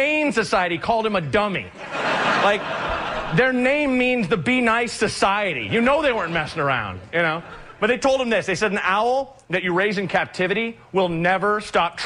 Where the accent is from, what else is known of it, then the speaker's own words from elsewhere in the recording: Oregon, United States; I'm from Oregon